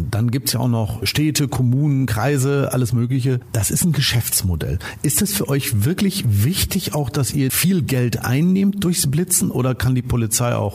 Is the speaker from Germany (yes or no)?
yes; Detmold, North Rhine-Westphalia, Germany; ich komme aus Detmold. Das ist ein relativ kleines Fleckchen Erde